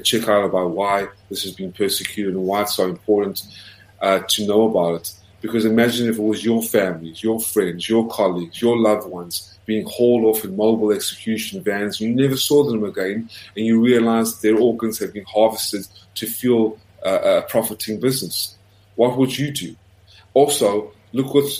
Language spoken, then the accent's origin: English; South Africa; now in United States; as a South African who came to America, was the first in my family to get an American passport.